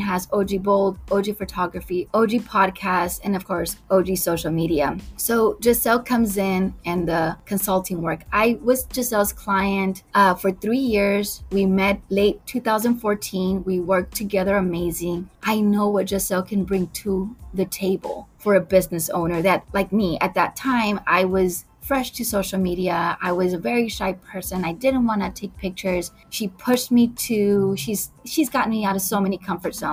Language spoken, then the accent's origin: English; McAllen, Texas, United States; I was born and raised in McAllen, Texas